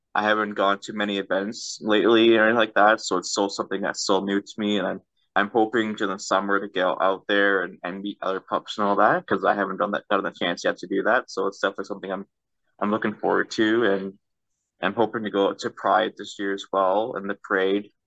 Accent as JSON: {"language": "English", "country": "Canada", "said": "I'm from Canada"}